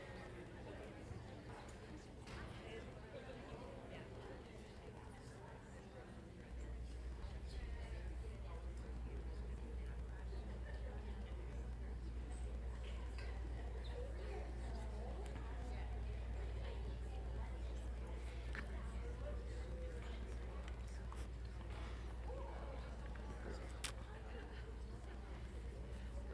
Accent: Massachusetts, United States; moved away; I grew up in Massachusetts where there's all kinds of mosquitoes

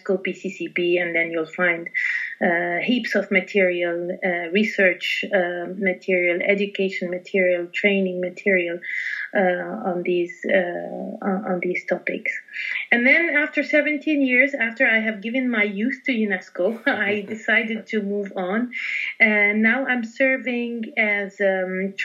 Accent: Lebanon; now in Paris, France; I'm based in Paris, and I was born in Lebanon.

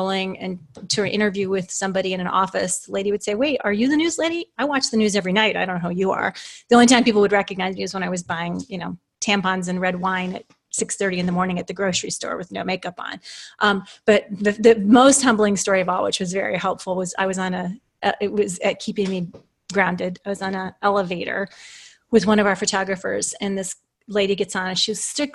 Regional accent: southeastern Iowa, United States; moved away as an adult; also born or lived in Thunder Bay, Ontario, Canada / Colorado; I was born in Thunder Bay, Ontario, Canada, and lived the first parts of my life in Canada. And then starting around school age, we moved to an interesting town of about 10,000 people in the southeastern part of Iowa, which is where I lived until I graduated from high school

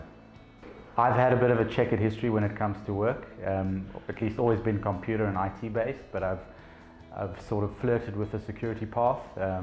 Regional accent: Cape Town, Western Cape, South Africa; I'm from Cape Town, born and bred

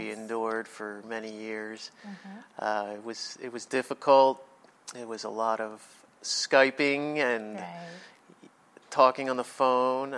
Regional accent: Toms River, New Jersey, United States; also born or lived in Neptune, New Jersey; I was born in New Jersey, Neptune, New Jersey, to be exact, and I grew up in a town called Toms River

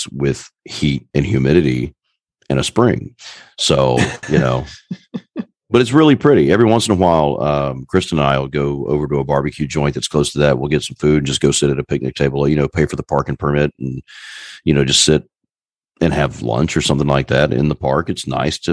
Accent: Jackson, Georgia, United States; It's where I grew up over in Jackson.

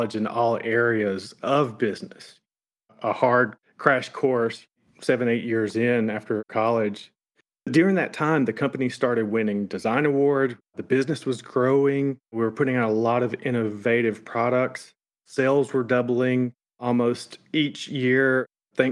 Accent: the South, United States; now in Florence, United States; we're obviously from the South

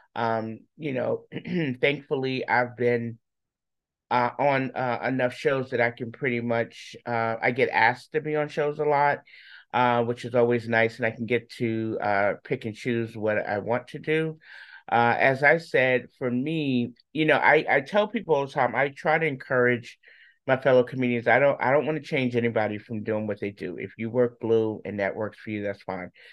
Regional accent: New York, United States; moved away as an adult; now in Charlotte, United States; I'm originally from New York.

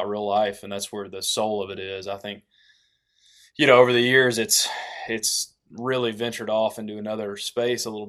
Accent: East Tennessee, United States; they'd all mess with me about my accent, and they started calling me Tennessee

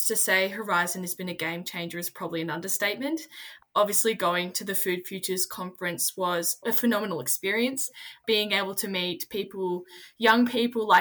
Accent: Orange, New South Wales, Australia; I grew up in Orange, New South Wales

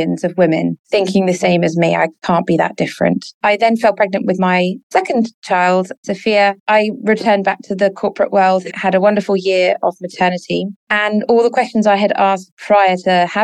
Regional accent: Sussex, South East England, United Kingdom; moved away as an adult; now in Dubai, United Arab Emirates; we lived in Sussex on the south coast of England. And that's where I was born and brought up

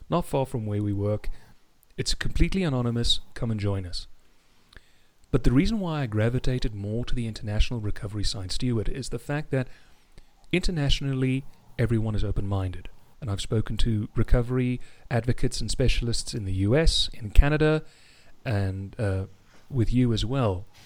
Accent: South Africa; accent: South African; also born or lived in England; As you can hear, I'm South African, but um

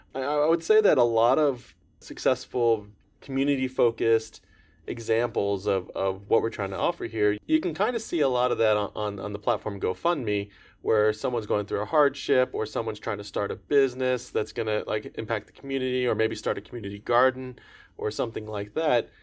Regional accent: Orlando, Florida, United States; growing up in Orlando, Florida area

